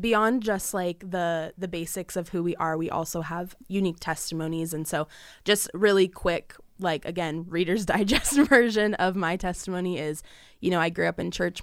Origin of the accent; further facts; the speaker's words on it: Southern California, United States; I am twenty years old, born and raised in Southern California